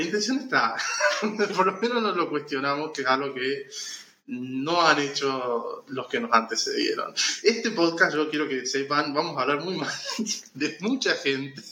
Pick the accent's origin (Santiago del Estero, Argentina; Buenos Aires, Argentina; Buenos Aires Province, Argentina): Santiago del Estero, Argentina; also born or lived in Marcos Juárez; now in Córdoba, Argentina; nací en Marco Juárez acá, pero bueno, en fin, o sea, crecí en Santiago